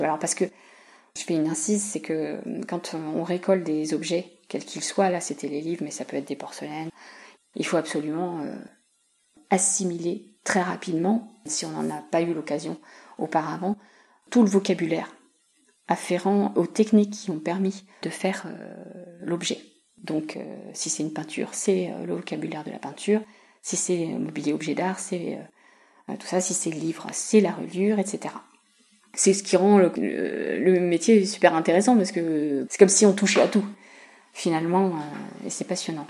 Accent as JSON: {"language": "French", "town": "Saint-Germain-en-Laye", "region": "Île-de-France", "country": "France", "tie": "born or raised there", "also_born_or_lived": "Fontenay-le-Fleury / Dijon", "moved": "as an adult", "said": "je suis native en fait de la région. Je suis née à Saint-Germain-en-Laye et euh, j'ai habité de très nombreuses années à quelques kilomètres d'ici, dans une ville qui s'appelle fontenay fleury"}